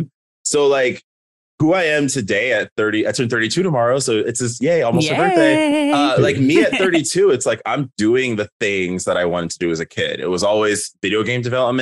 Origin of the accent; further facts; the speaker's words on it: Oceanside, California, United States; moved away as an adult; also born or lived in Carson, Los Angeles / Las Vegas; now in Seattle, United States; I was born in Los Angeles in South LA in Carson. I lived there until I was about 5. My parents relocated us to Oceanside, which is by San Diego.